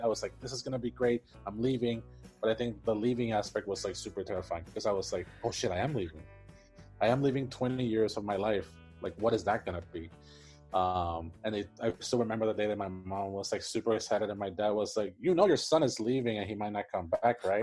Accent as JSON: {"language": "English", "country": "Puerto Rico", "tie": "born or raised there", "second_language": "English", "moved": "as an adult", "lives_now": "United States", "said": "was born and raised in Puerto Rico, and I lived there for, I think, maybe 22 years"}